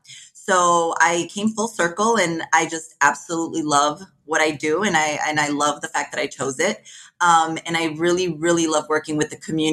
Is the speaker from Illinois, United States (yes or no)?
yes; Chicago, Illinois, United States; also born or lived in Colombia; I was born in Colombia, South America, immigrated to the United States as a child, and I am currently located in Chicago, Illinois.